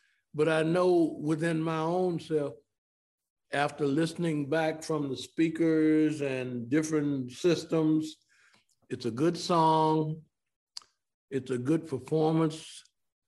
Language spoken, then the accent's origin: English; Memphis, Tennessee, United States; now in Atlanta, United States; Growing up in Memphis